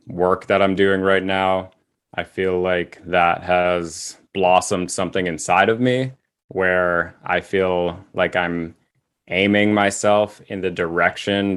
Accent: Massachusetts, United States; moved away as an adult; also born or lived in Seattle, Washington / New England; now in Portland, United States; I was born in Massachusetts and just kind of went to school and college mm-hmm. and grad school

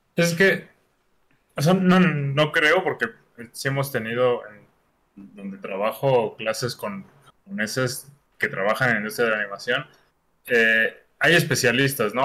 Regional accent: Mexico; qué somos los mexicanos

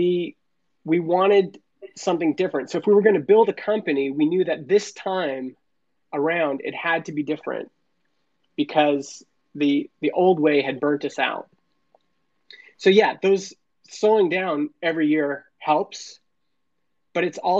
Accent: Canada; I was born in Canada.

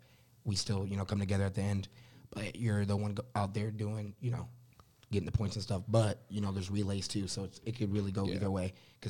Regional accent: Austin, Texas, United States; now in Indiana, United States; I'm originally from Austin, so Texas State's in San Marcos, 30 minutes away from where I live. So, like, grew up, and we still have houses down there and stuff.

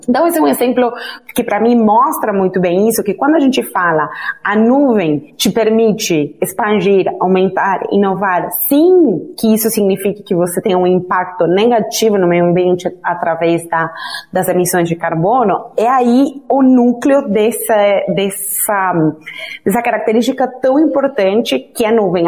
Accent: Argentina; Portuguese is a second language; moved away as an adult; now in Brazil; eu sou argentina, então já aviso que eu tenho um pouquinho de sotaque.

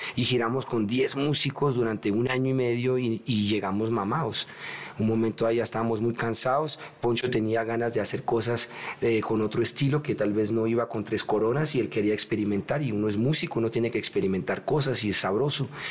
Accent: Colombia; moved away; also born or lived in Europe / New York; me gusta estar en mi tierrita. Yo viví mucho tiempo afuera de Colombia

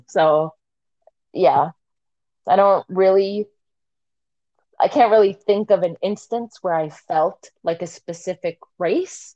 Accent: Canada; we were born in Canada

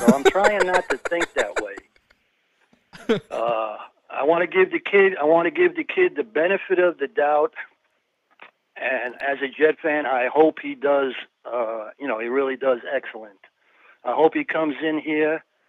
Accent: Long Island, New York, United States; Yeah, well, I grew up on Long Island

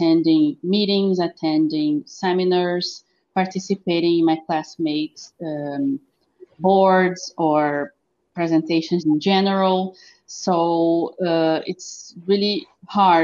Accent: Pelotas, Rio Grande do Sul, Brazil; As I live in Pelotas, I've taken my master's degree here in my hometown.

